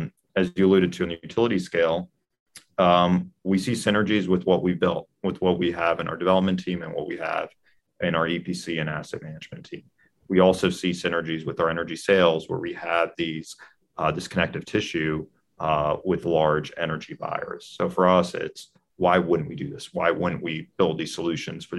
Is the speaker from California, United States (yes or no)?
no; Maryland, United States; my home state of Maryland, where I grew up